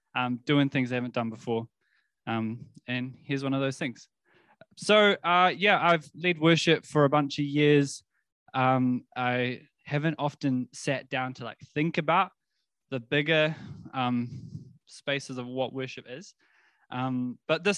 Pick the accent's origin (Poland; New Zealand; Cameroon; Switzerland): New Zealand; South Island; now in Wellington, New Zealand; grew up in the South Island